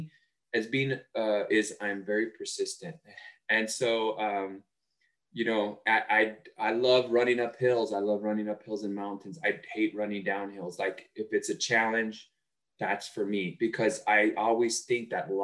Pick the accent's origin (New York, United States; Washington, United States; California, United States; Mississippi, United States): California, United States; Los Angeles; I grew up in East Los Angeles.